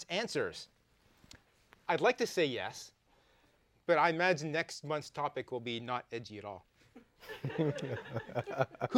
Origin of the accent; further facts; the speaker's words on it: Canada; accent: Canadian; in Canada, we say drama instead of drama